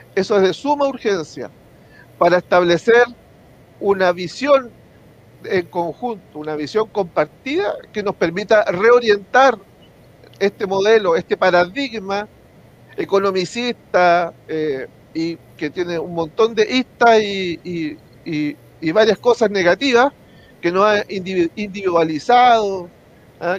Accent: Concepción, Biobío, Chile; now in San Pedro de La Paz, Chile; nacido y criado en Concepción, eh, vivo actualmente en San Pedro de La Paz

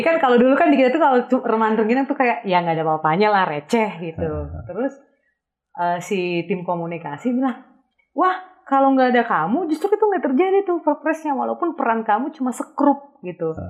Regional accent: Tarutung, North Sumatra, Indonesia; moved away; also born or lived in Jakarta; di kampung saya di eh, Tarutung

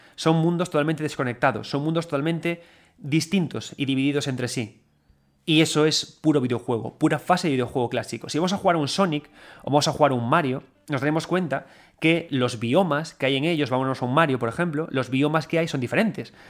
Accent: A Coruña, Galicia, Spain; cuando éramos chavales y chavalitos todos en Coruña

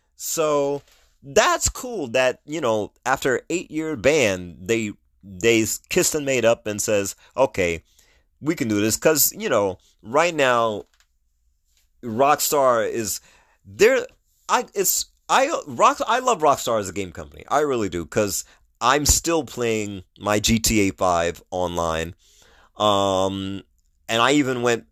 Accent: New York, United States; moved away; I'm originally from New York. New York is a melting pot

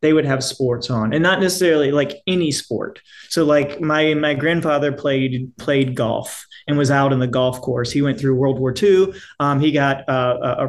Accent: Jackson, Mississippi, United States; now in New Orleans, United States; I'm from Mississippi originally, Jackson

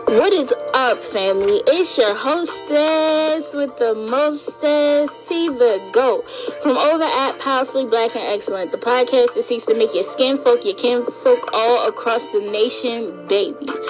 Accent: United States; as an American. Born and raised

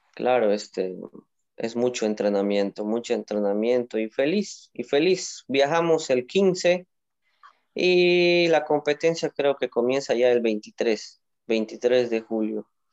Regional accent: Moyobamba, San Martín, Peru; soy de Moyobamba, de la región de San Martín, la selva.

